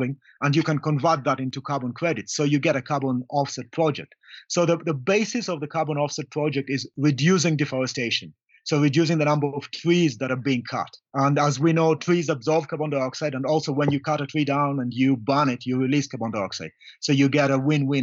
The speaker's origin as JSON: {"language": "English", "country": "Kenya", "said": "I'm from Kenya."}